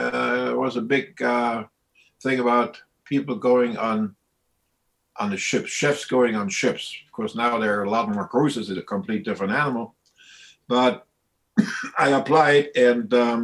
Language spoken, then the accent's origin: English; East Germany, Germany; moved away as an adult; now in Highlands, North Carolina, United States; I was born and raised in Germany. I was a matter of fact in East Germany